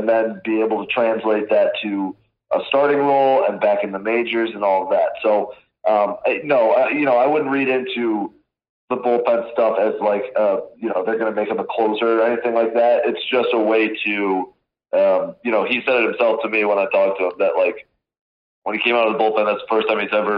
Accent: Western Michigan, United States; growing up in Western Michigan, like lakes everywhere

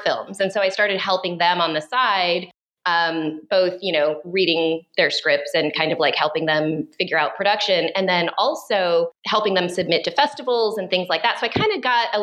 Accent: Oregon, United States; moved away as an adult; now in Los Angeles, United States; I'm an Oregon kid. I grew up in Oregon and moved to LA a couple of decades ago

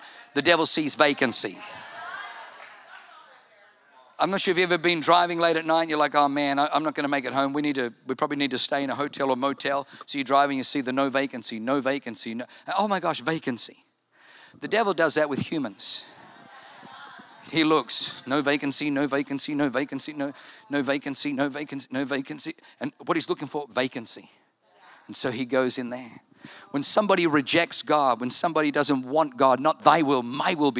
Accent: Germany; now in United States; I was born in Germany

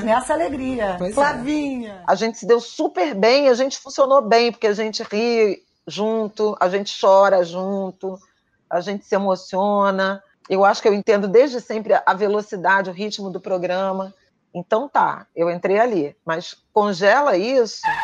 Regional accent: Rio de Janeiro, Brazil; eu cresci no subúrbio, né, de Irajá, em conjunto habitacional

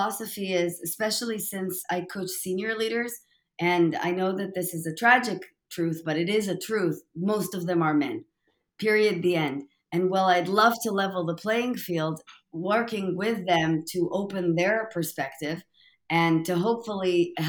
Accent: Tel Aviv, Tel Aviv District, Israel; also born or lived in New York metro area, United States; now in Austin, United States; I'm originally from Tel Aviv, Israel

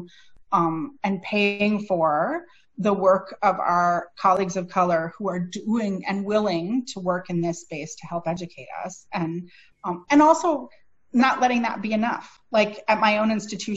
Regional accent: Minneapolis, Minnesota, United States; now in St. Paul, United States; I'm from the Twin Cities. My hometown is Minneapolis, and now I live in the city next door, St. Paul

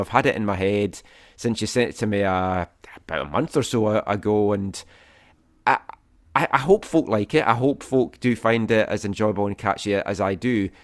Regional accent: Scotland, United Kingdom; both growing up in Scotland and the U K

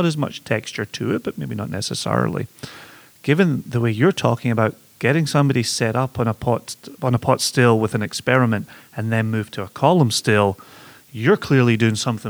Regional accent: Scotland, United Kingdom; growing up in Scotland

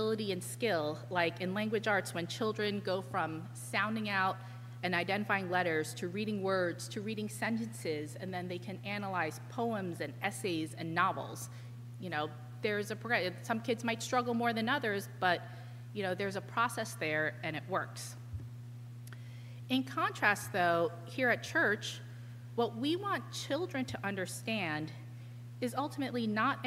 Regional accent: New York, United States; as a New Yorker

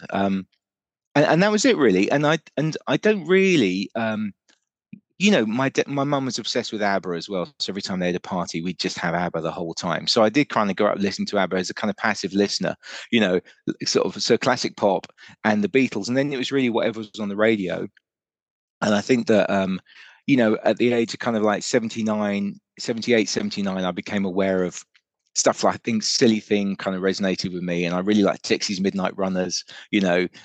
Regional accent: Germany; moved to um, Germany, so we grew up. I grew up really in Germany.

